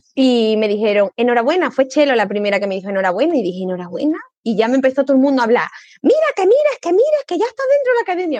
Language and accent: Spanish; Córdoba, Andalusia, Spain; also born or lived in Province of Cádiz; soy cordobesa y hablo unas hartas de rápido